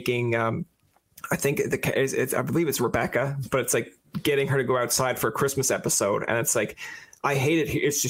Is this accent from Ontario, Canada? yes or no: no; Newfoundland and Labrador, Canada; I'm from Canada and I'm on the Newfoundland side. So I'm on like my own little rock island here